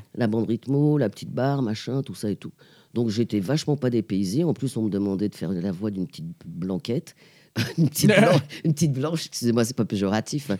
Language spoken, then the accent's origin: French; Pantin, Île-de-France, France; Une petite euh, togolo-pantinoise, c'est-à-dire moitié togolaise et moitié pantinoise, parce que je suis née à Pantin.